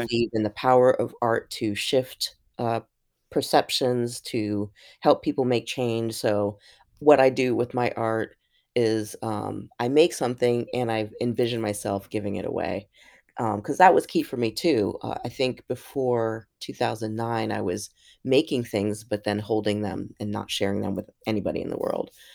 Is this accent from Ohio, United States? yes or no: yes; Columbus, Ohio, United States; born or raised there; also born or lived in New York